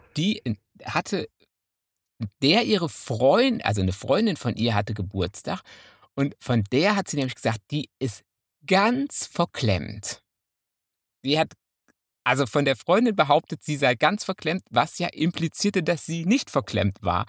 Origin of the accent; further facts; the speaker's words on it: Münsterland, North Rhine-Westphalia, Germany; also ich bin Münsterländer.